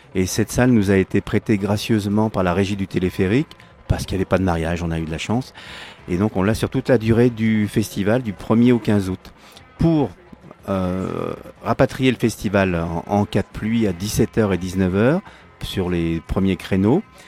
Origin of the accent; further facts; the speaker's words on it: Paris, Île-de-France, France; now in Grenoble, France; je suis né à Paris